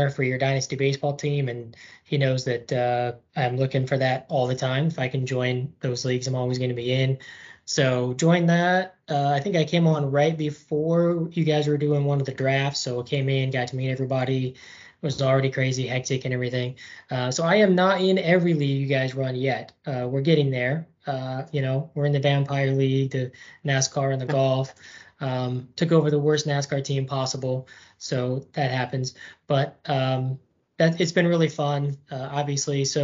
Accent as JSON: {"language": "English", "region": "Illinois", "country": "United States", "also_born_or_lived": "Florida", "lives_now": "Durham, United States", "said": "uh, longtime listener, first time caller here. Um, so I am from Illinois originally, hence all the Chicago stuff."}